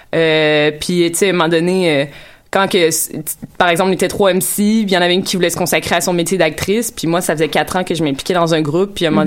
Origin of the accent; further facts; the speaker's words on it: Quebec, Canada; en tant que Québécois